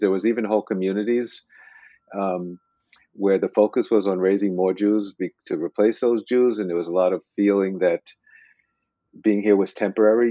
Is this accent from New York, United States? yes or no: yes; New York, United States; moved away; I did grow up in New York